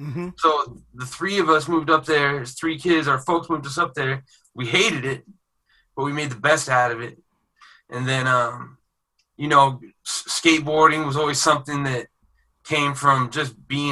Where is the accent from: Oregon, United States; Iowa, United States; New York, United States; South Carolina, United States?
Oregon, United States; also born or lived in Riverside, California; I grew up multiracial up there. But I'm originally from SoCal.